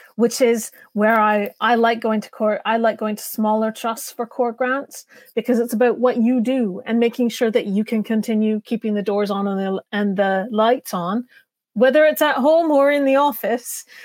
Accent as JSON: {"language": "English", "country": "Canada", "accent": "North American", "moved": "yes", "lives_now": "United Kingdom", "said": "now I come from Canada"}